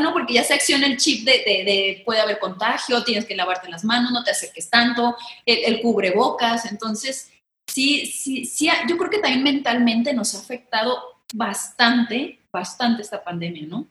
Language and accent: Spanish; Guadalajara, Jalisco, Mexico; accent: tapatío; soy mitad brasileña porque mi papá es brasileño, pero soy bien tapatía